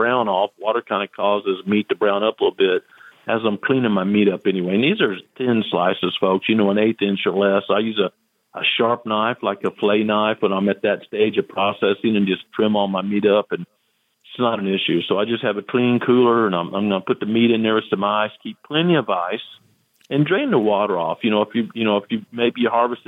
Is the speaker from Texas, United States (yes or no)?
no; the Ozarks, Missouri, United States; I was raised in the Ozarks.